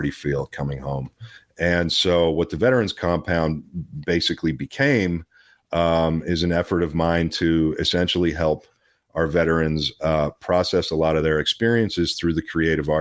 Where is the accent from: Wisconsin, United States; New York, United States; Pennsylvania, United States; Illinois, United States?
Pennsylvania, United States; Pittsburgh; also born or lived in Los Angeles, California; now in Kentucky, United States; I was born in Pittsburgh. I was raised between Pittsburgh and L.A. I lived in L.A. for 15 years